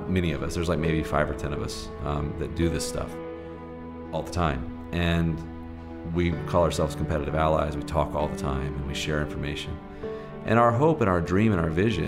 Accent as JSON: {"language": "English", "town": "Birmingham", "region": "Alabama", "country": "United States", "tie": "born or raised there", "said": "I grew up in Birmingham, Alabama, of all places, and deep in the South"}